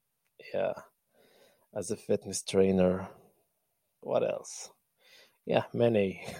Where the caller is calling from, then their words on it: Benghazi, Libya; Well, I'm speaking from Benghazi, Libya. I'm the main city.